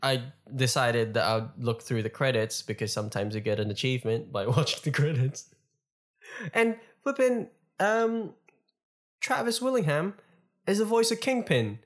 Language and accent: English; Melbourne, Victoria, Australia; Melbourne, my hometown